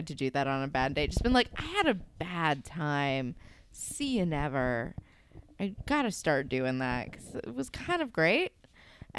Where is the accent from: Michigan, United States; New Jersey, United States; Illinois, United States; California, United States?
New Jersey, United States; I grew up in New Jersey and we don't have a lot going on